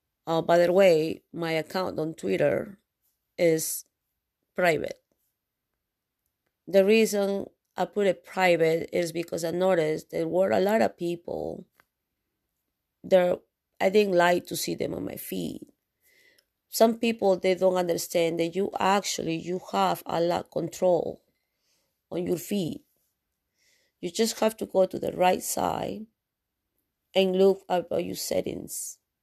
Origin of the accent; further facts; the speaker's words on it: Canada; Yes, because I'm a Canadian broadcaster.